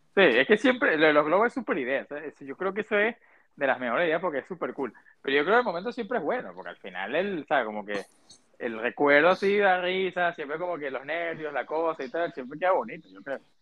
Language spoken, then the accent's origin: Spanish; Venezuela; now in United States; nosotros como venezolanos